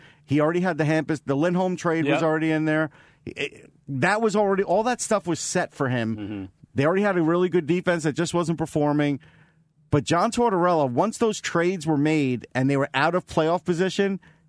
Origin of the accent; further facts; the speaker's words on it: Long Island, New York, United States; I grew up on Long Island.